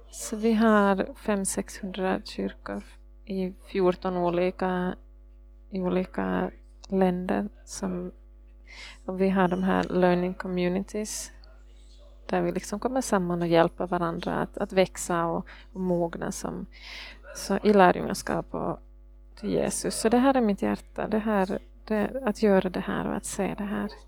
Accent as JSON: {"language": "Swedish", "country": "Norway", "second_language": "Swedish", "said": "Jag är norsk. Men jag förstår att min norska är så dålig så jag måste det på engelska istället."}